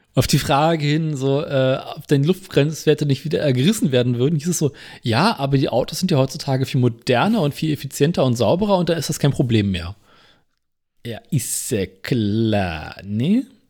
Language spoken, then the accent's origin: German; Berlin, Germany; bei uns in Berlin